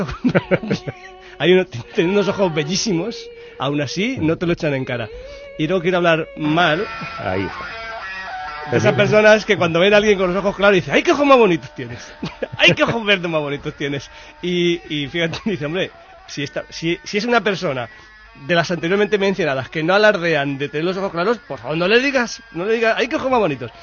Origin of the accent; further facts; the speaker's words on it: Madrid, Community of Madrid, Spain; soy de Carabanchel